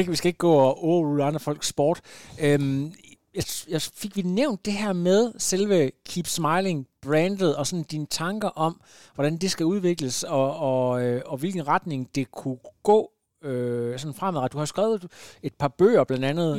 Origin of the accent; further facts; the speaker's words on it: Ringkøbing, Central Denmark Region, Denmark; moved away; jeg er jo ud fra Ringkøbing, det er ikke så langt herfra